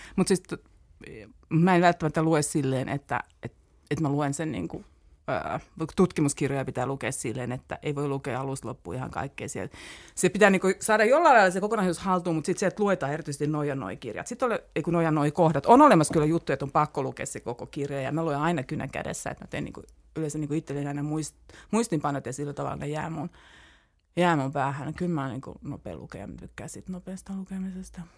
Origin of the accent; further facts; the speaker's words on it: Turku, Southwest Finland, Finland; moved away as an adult; now in Helsinki, Finland; mä olen siellä syntynyt ja siellä koulut käyneestä tulin tänne opiskelemaan